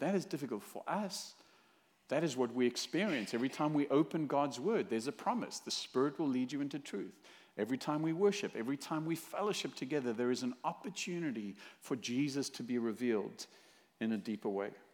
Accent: South Africa; now in Fullerton, United States; originally from South Africa

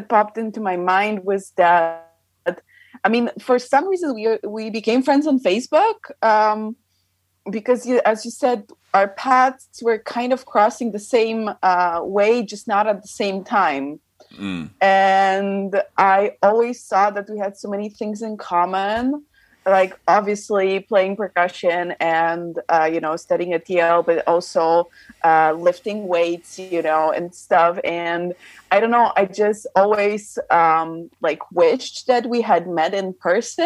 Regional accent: Poland; moved away as an adult; also born or lived in California, United States / Miami, United States; now in Austria; So yes, I am from Poland, but technically I was born in the States. I was born in California, kind of by accident, because my family happens to be in the States. But obviously I don't really remember that time, because when I was maybe a year and a half old, my whole family moved back to Poland.

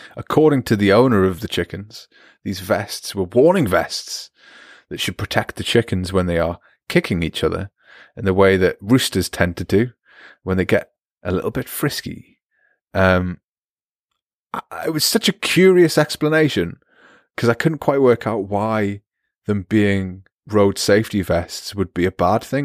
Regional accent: United Kingdom; moved away; I'm British as well

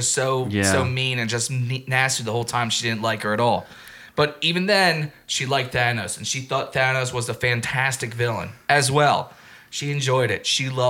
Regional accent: Norristown, Pennsylvania, United States; The second time I saw it was in my hometown of Norristown

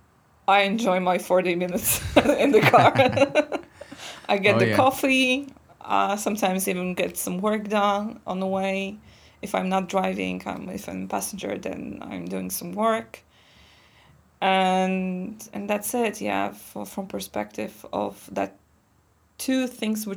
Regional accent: Poland; English is a second language; moved away as an adult; now in Slovakia

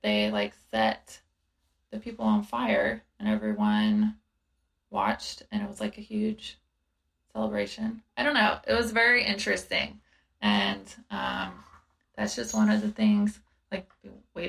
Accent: South Georgia, United States; I'm from South Georgia and people are Christian

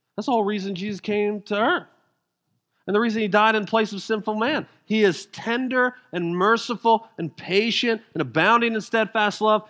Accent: Denver, Colorado, United States; I'm from Denver

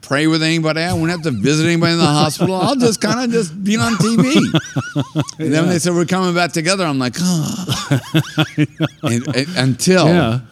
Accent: Boston, Massachusetts, United States; moved away as an adult; also born or lived in the South (US); now in US South; I was raised in Boston

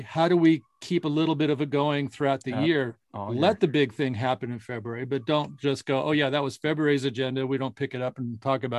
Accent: Tempe, Arizona, United States; moved away; also born or lived in Kansas; So when I grew up in Tempe, Arizona, it was much more multicultural. There was a large concentration, especially in our area, of Asian Americans.

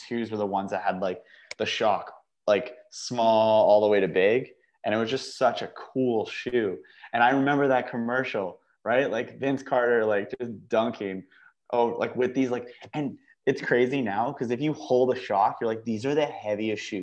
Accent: Canada; I'm a Canadian

